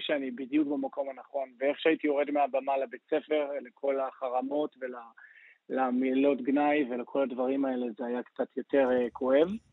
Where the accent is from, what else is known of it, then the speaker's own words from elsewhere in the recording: Acre, Northern District, Israel; moved away; also born or lived in Los Angeles; ונולדתי וגדלתי בעכו